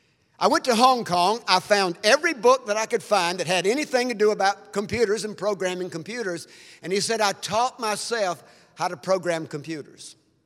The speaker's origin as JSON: {"language": "English", "region": "Mississippi", "country": "United States", "tie": "born or raised there", "said": "it's like a barn I grew up in Mississippi."}